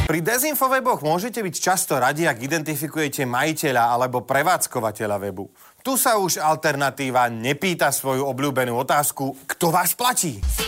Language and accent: Slovak; Košice, Košice Region, Slovakia; jeho brat bol môjim spolužiakom na gymnáziu v Košiciach